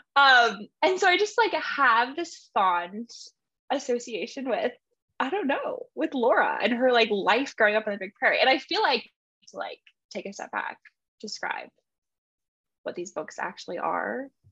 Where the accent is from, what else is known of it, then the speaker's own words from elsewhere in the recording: Montana, United States; I grew up in Montana.